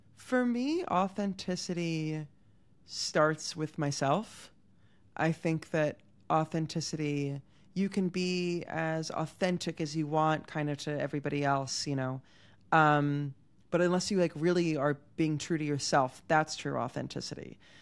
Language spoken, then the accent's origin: English; Havertown, Pennsylvania, United States; moved away as an adult; now in Tel Aviv, Israel; I'm from Pennsylvania